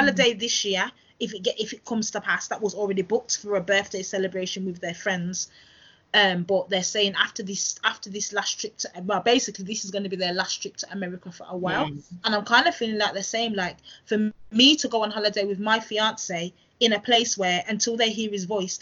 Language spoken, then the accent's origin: English; United Kingdom; a British born person